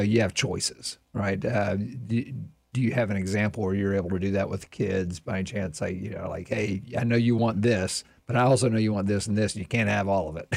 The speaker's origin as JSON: {"language": "English", "town": "Plant City", "region": "Florida", "country": "United States", "tie": "born or raised there", "said": "I grew up in Plant City"}